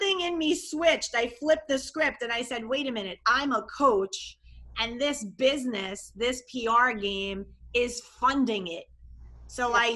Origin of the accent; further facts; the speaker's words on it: New York metro area, United States; accent: New York; moved away as an adult; also born or lived in Long Island; now in Miami Beach, United States; I'm from New York. I'm a New York, New York metro area girl my whole life till I was 39